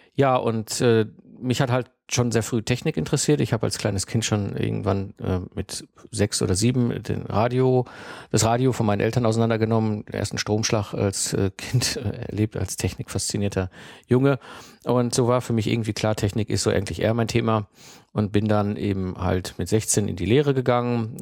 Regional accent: Herdecke, North Rhine-Westphalia, Germany; 1974 geboren worden und aufgewachsen in Herdecke. Das ist ein kleiner Ort direkt in der Nähe von Dortmund.

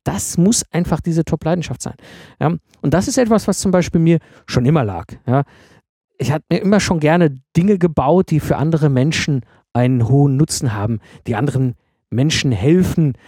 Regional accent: the Ruhr area, North Rhine-Westphalia, Germany; meiner Zeit als Jugendlicher im Pott, als ich in den 90er Jahren groß geworden bin

